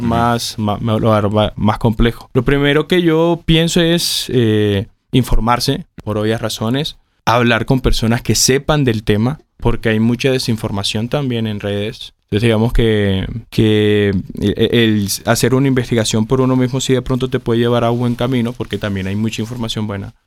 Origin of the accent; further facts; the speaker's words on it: Colombia; yo crecí con los acá en Colombia